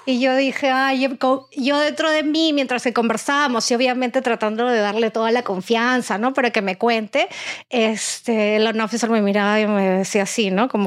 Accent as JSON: {"language": "Spanish", "country": "Peru", "said": "Mi esposo cuando dijo, me voy a casar con una peruana, voy a comer rico"}